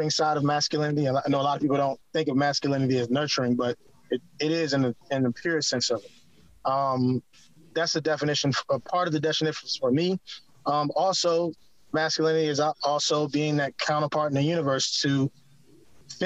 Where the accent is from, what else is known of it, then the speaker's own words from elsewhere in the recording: Eastern North Carolina, United States; also born or lived in Washington, D.C. / Maryland; now in San Antonio, United States; I'm actually born and raised in Eastern North Carolina, like close to the beach